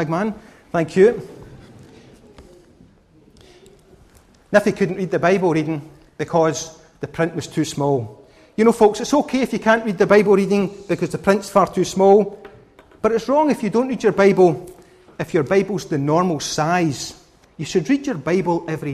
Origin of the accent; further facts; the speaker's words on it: Scotland, United Kingdom; I'm a Scotsman